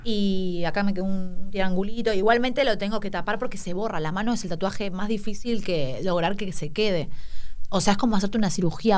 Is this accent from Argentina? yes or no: yes; Escobar, Buenos Aires Province, Argentina; also born or lived in San Telmo, Buenos Aires; Yo nací en San Telmo, en realidad, pero cuando era muy baby, ponele que, no sé, a los mm, dos años, o sea, bebé, era bebé ya me fui me mudé a Escobar a, un country con mi familia.